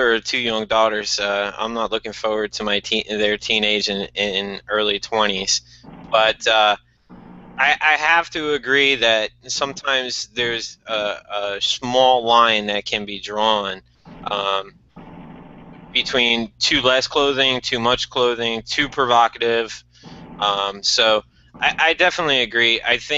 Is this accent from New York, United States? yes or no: yes; New York, United States; I grew up in New York.